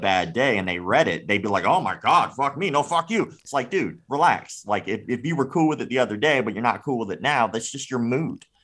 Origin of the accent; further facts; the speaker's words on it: Florida, United States; I grew up in the South. I'm from Florida.